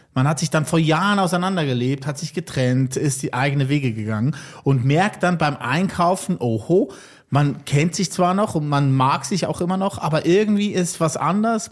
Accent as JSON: {"language": "German", "area": "valley neighbouring Buttisholz", "region": "Lucerne", "country": "Switzerland", "tie": "born or raised there", "said": "Das ist im Nachbartal von wo ich aufgewachsen"}